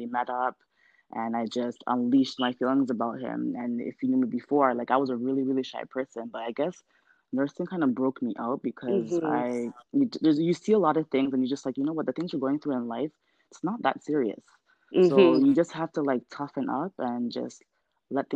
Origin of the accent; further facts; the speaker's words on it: Ghana; we're both Ghanaian